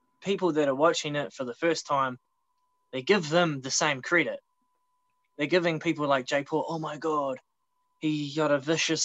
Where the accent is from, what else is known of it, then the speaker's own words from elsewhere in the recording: Australia; moved away; back home. And in Australia